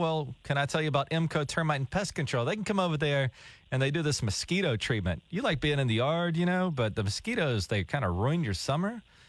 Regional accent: Georgia, United States; I listen to Tig and Daniel every morning. I'm from Georgia.

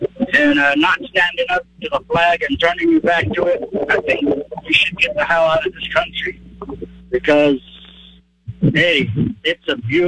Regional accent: Jordan; now in United States; I'm originally from Jordan. I came here about 40-some years ago

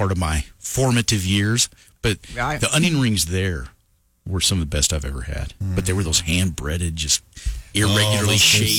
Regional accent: Lovington, New Mexico, United States; growing up in Lovington. There's a place there called Old Jack's Drive-In, and it's just the hometown drive-in.

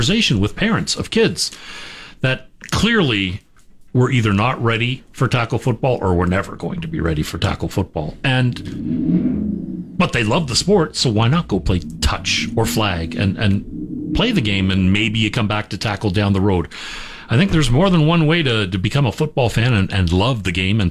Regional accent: London, Ontario, Canada; moved away; My hometown, London

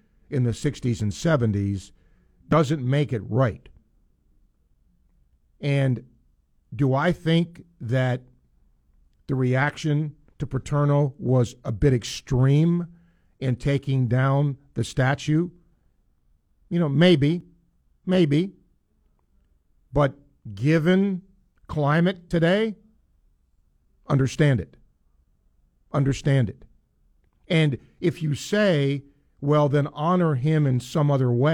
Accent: the North, United States; moved away; I grew up in the North

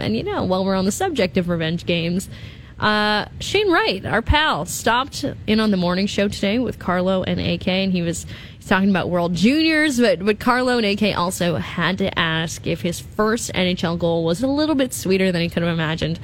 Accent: Thunder Bay, Ontario, Canada; It happened in my hometown

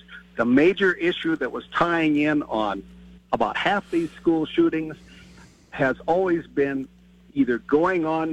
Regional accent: Alaska, United States; I grew up in Alaska, remote

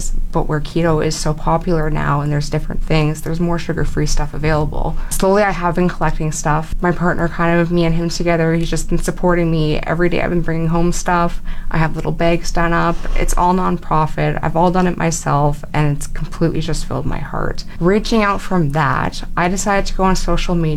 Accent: Fort McMurray, Alberta, Canada; I grew up in Fort McMurray. I'm born and raised here

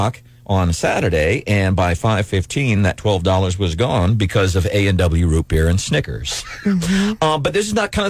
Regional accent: Missouri, United States; my childhood growing up in Missouri

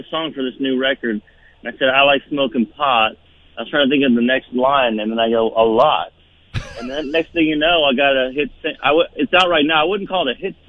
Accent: Kentucky, United States; because I'm from Kentucky

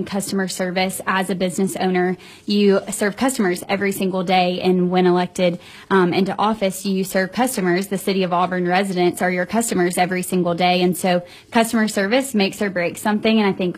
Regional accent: Germany; born there; also born or lived in South Korea; I've lived all over the world. I was born in Germany and lived in South Korea

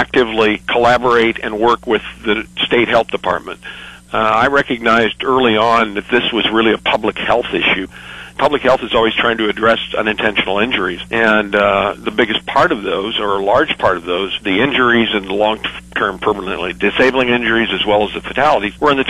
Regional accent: DeWitt, Nebraska, United States; I'm originally from DeWitt, Nebraska

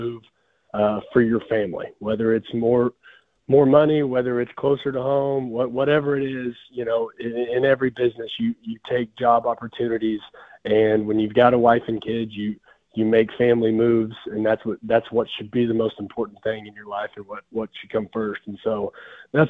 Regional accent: Sapulpa, Oklahoma, United States; I am from Sapulpa. So I'm an alum from Sapulpa.

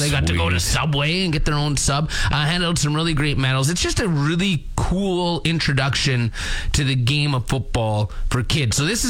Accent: Wolseley, Saskatchewan, Canada; now in Pilot Butte, Canada; Growing up in Wolseley

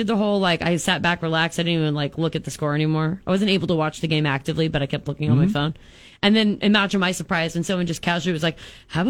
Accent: Unadilla, Nebraska, United States; I'm from Villages, Cook, and Unadilla, so population's 300 or less, but I opted into the LPS district

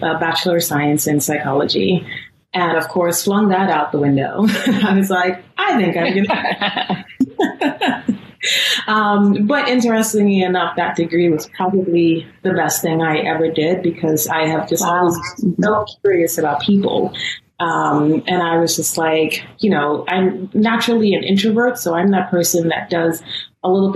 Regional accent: New York City, New York, United States; also born or lived in Guyana; I was born in Brooklyn, but I was actually raised in Guyana, South America

